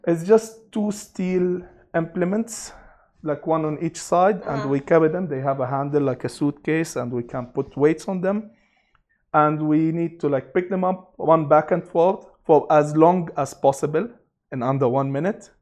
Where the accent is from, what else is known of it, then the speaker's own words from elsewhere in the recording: Abu Dhabi, United Arab Emirates; also born or lived in Sharjah; now in Dubai, United Arab Emirates; I was born and raised in Abu Dhabi